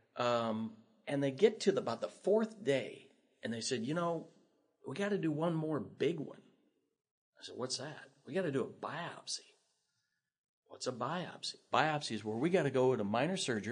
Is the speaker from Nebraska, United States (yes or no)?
yes; Lincoln, Nebraska, United States; I grew up here in Lincoln